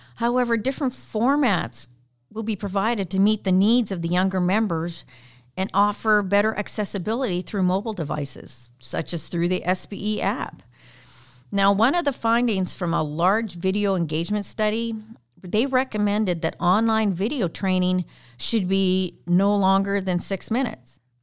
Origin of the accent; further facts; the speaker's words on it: Canada; I'm Canadian